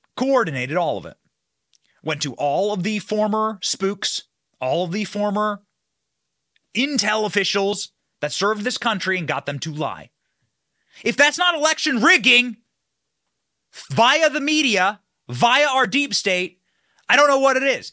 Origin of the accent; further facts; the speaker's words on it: Iowa, United States; also born or lived in Washington, D.C.; now in Florida, United States; I grew up in Iowa. I grew up on a farm.